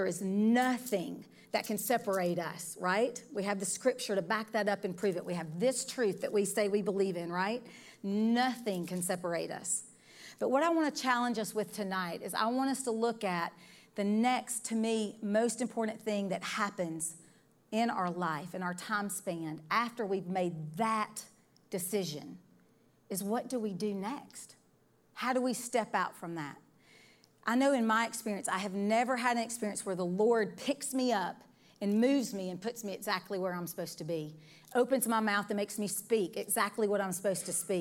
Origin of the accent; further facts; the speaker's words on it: Decatur, Alabama, United States; I was born in the Decatur, Alabama area is where I'm from